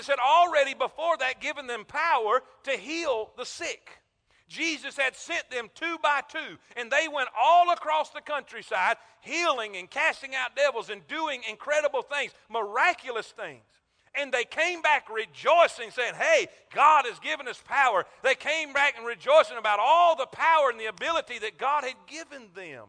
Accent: South Florida, United States; now in Alabama, United States; I'm from South Florida, Florida Crackers. I use this down there because we're country down there

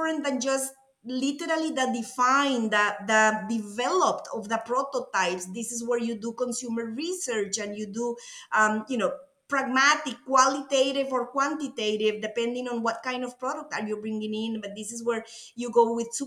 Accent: Costa Rica; accent: Latin; English is a second language; moved away as an adult; now in United States; As you can tell by my accent, I'm Latin. I'm from Costa Rica, a beautiful country

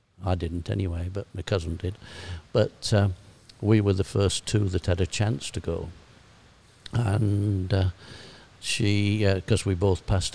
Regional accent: Sheffield, Yorkshire and the Humber, United Kingdom; accent: broad Yorkshire; I was brought up in Attercliffe, which was probably the worst area of Sheffield

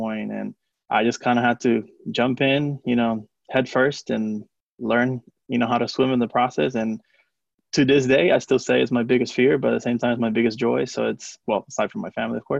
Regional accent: Puerto Rico; first language Spanish; English is a second language; now in Atlanta, United States; So I'm from Puerto Rico. So Spanish is my, you know, native language.

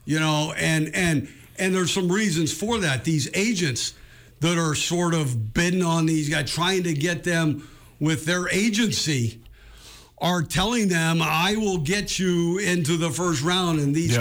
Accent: West Coast, United States; I grew up on in the West Coast

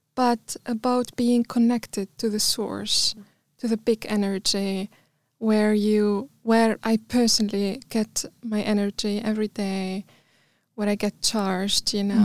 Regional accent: Tunis, Tunis Governorate, Tunisia; also born or lived in Bizerte; I'm from Tunisia, mm. Tunis

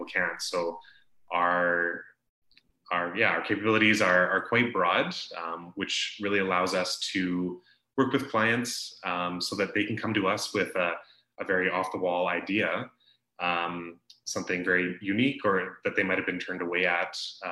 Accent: Calgary, Alberta, Canada; moved away as an adult; now in Okanagan, Canada; I'm from Calgary originally. I moved here 8 or so years ago

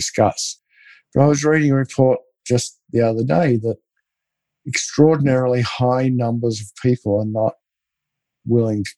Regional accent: Australia; I grew up in Australia

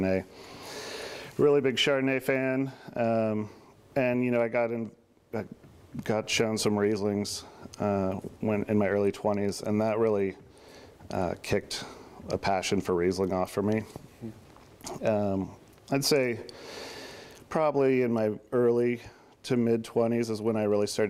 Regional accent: Wilsonville, Oregon, United States; also born or lived in Portland, Oregon; I grew up actually originally from Southeast Portland. Then we moved to Westland, Wilsonville, and when I was in elementary school. I'm sixth generation Oregonian

